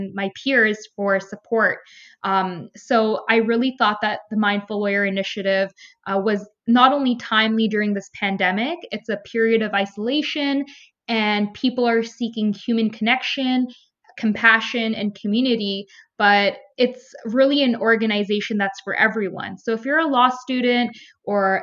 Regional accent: Toronto, Ontario, Canada; I grew up in Toronto, Ontario, in a mixed racial community

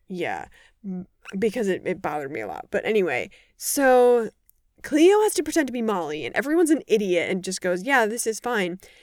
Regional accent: Madison, Wisconsin, United States; now in Chicago, United States; I either grew up right outside of Madison or I grew up in Madison

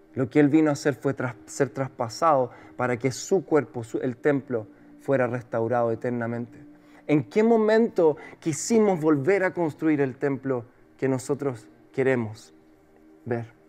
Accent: Chile; como el chileno la veo

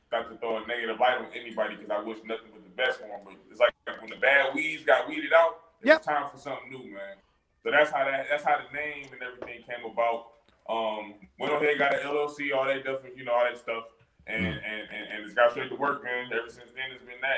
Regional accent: Cleveland, Ohio, United States; Right here where I'm at, actually, in my hometown, Cleveland, Ohio, man. That's where I'm from

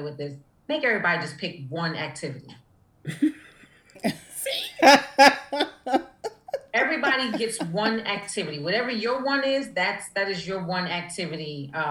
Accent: New York City, New York, United States; moved away; also born or lived in Atlanta; I'm from Harlem

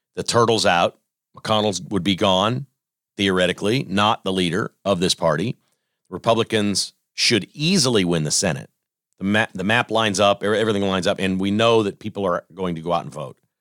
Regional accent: United States; also born or lived in Kansas; I'm a terrible American

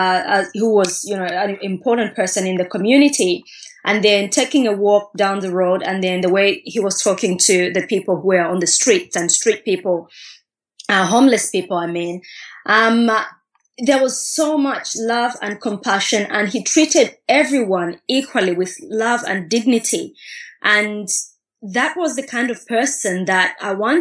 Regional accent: Katete, Eastern Province, Zambia; growing up in Katete

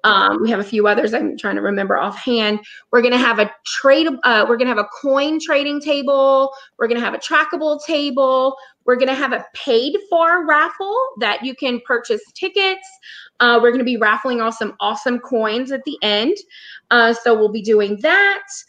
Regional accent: South Louisiana, United States; we're from South Louisiana

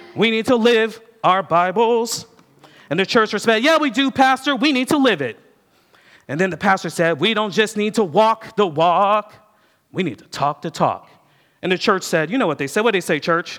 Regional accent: United States; I'm an American

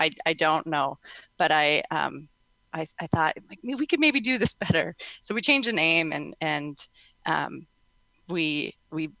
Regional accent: Minnesota, United States; now in South Dakota, United States; I'm a Minnesotan, but I live in South Dakota

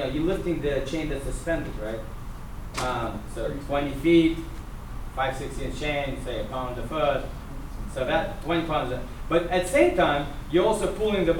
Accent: Russia; moved away; I'm a Russian. I'm a Russian Jew.

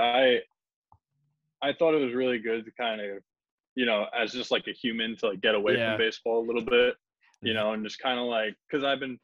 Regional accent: Long Island, New York, United States; also born or lived in Tampa, Florida; I'm from Long Island, New York

